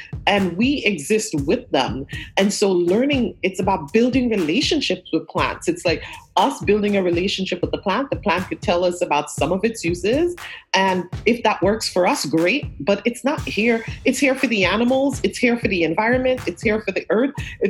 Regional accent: Brooklyn, New York, United States; I came to New York though at 14, so I do also recognize that I'm from Brooklyn. I feel like so much of who I am has been in this Flatbush neighborhood from the time of arrival in deeply community Caribbean Flatbush neighborhood.

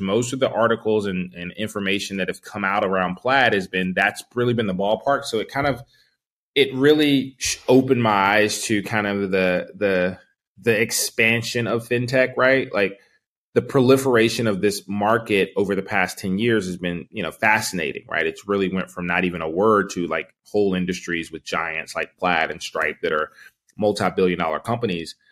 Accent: Charlotte, North Carolina, United States; I grew up in Charlotte

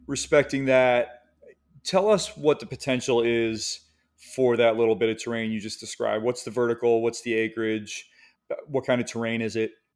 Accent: Michigan, United States; moved away; also born or lived in the East Coast; I grew up skiing in Michigan

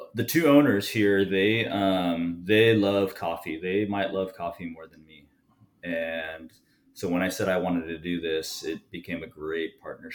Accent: Los Angeles, California, United States; moved away as an adult; now in Oceanside, United States; I'm originally from Los Angeles, and I made my way down here by the Marine Corps

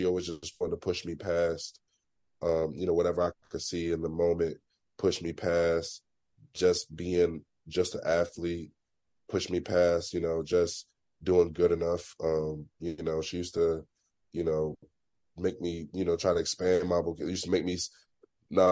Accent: Philadelphia, Pennsylvania, United States; growing up in Philly

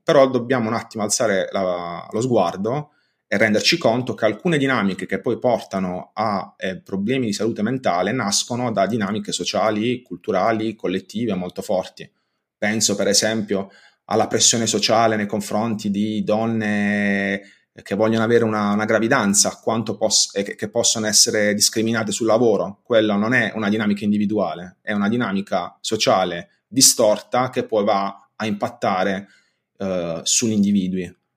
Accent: Bari, Apulia, Italy; sono di Bari

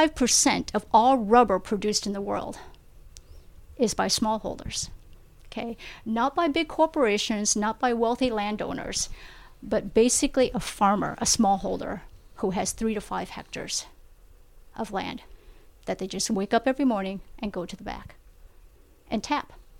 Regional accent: Vietnam; moved away; I was born in Vietnam.

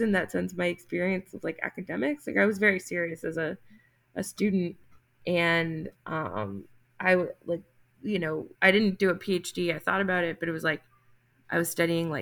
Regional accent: New Jersey, United States; My home state of New Jersey

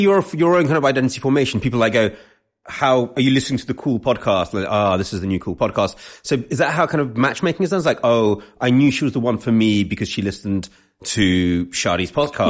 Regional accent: London, United Kingdom; I grew up in London

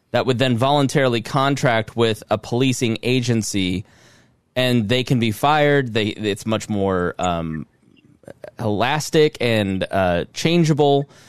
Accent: Plainfield, Indiana, United States; born or raised there; now in Southport, United States

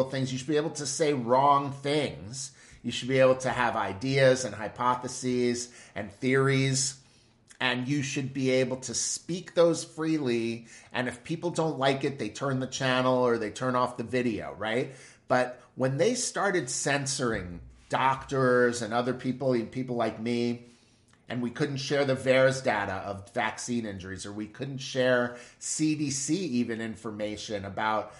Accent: United States; as an American

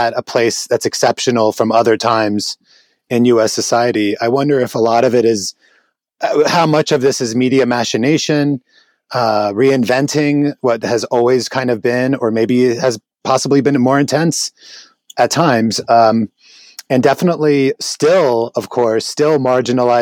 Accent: Tyre, South Governorate, Lebanon; now in United States; I grew up in Lebanon I lived in Lebanon in the '80s in Southern Lebanon

